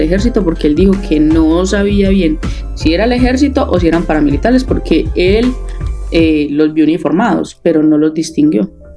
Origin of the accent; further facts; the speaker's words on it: Paisa, Antioquia, Colombia; yo soy demasiado paisa